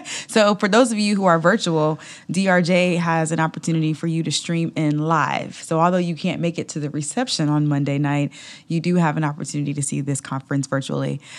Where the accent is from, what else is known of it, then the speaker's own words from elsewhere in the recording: Atlanta, Georgia, United States; I grew up in Atlanta